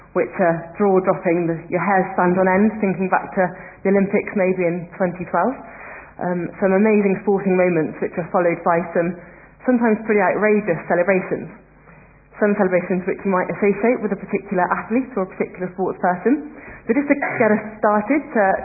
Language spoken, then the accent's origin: English; North Wiltshire, South West England, United Kingdom; Home is North Wiltshire